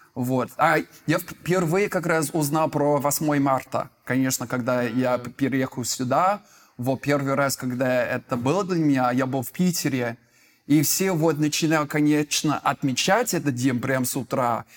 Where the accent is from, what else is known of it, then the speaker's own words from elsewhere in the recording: United Kingdom; Russian is a second language; now in Moscow, Russia; я из Великобритании, живу в Москве